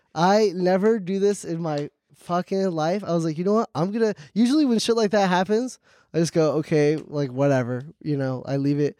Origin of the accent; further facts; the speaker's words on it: Hackensack, New Jersey, United States; I was born in Jersey